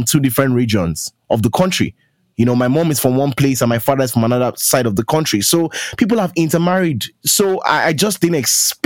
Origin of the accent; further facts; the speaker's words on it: Lagos, Nigeria; I grew up in Lagos